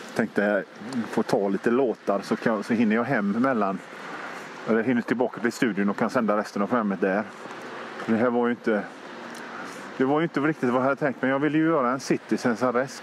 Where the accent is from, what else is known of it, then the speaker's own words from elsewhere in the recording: Gothenburg, Västra Götaland, Sweden; jag är från Göteborg